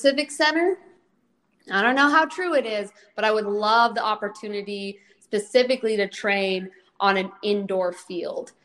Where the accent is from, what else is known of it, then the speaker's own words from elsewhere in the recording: Snoqualmie, Washington, United States; moved away as an adult; now in Columbus, United States; I grew up in Snoqualmie, Washington